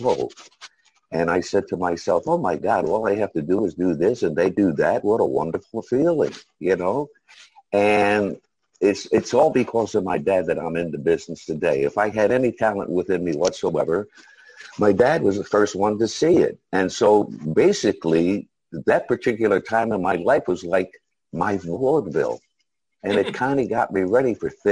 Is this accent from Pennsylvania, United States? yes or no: yes; Philadelphia, Pennsylvania, United States; I was born and raised in South Philadelphia, Pennsylvania.